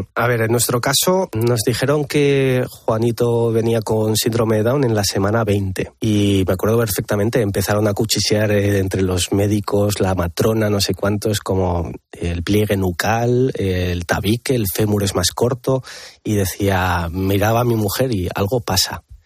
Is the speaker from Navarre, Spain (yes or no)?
yes; Pamplona, Navarre, Spain; yo no soy de Madrid, soy de Pamplona